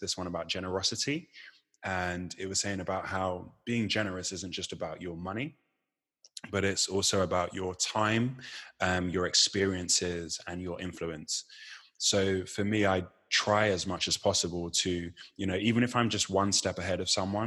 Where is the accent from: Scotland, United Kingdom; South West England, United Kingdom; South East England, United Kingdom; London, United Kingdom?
South East England, United Kingdom; Chichester; I grew up in West Sussex. I went to school in West Sussex in Chichester